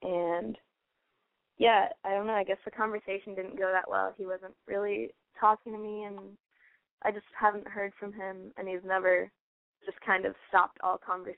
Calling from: Cincinnati, Ohio, United States; …, 23, from Cincinnati.

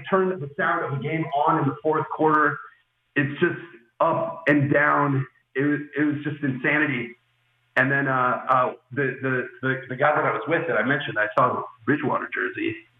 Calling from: Ho Chi Minh City, Vietnam; I have been, I'm calling from Ho Chi Minh City in Vietnam.

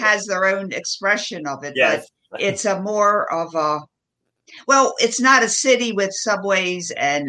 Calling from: Asheville, North Carolina, United States; I'm joining you from the mountains in North Carolina, right outside of Asheville.

